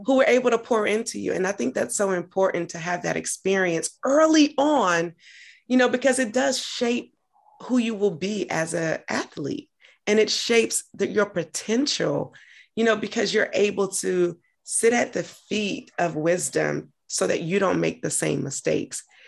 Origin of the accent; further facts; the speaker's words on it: Augusta, Georgia, United States; moved away as an adult; also born or lived in Atlanta, Georgia; now in Washington, DC, United States; I'm from Georgia, lived in Atlanta, from Augusta originally, but lived in Atlanta prior to moving to DC, where I currently am